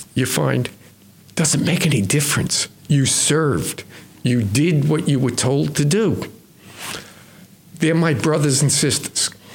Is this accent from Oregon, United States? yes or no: no; New York City, New York, United States; I grew up in New York City. I was uh, on Long Island